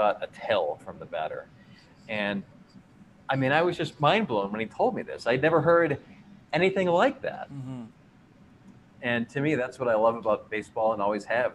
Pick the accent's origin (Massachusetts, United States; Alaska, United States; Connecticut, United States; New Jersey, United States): Massachusetts, United States; Canton; the only pitcher in Major League history from Canton, Massachusetts, my hometown